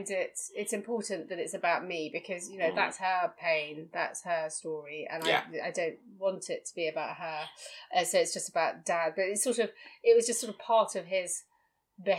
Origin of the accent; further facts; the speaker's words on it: London, United Kingdom; also born or lived in Chelsea, London; We grew up in Battersea. I mean, we started in Chelsea, then we moved across to Battersea.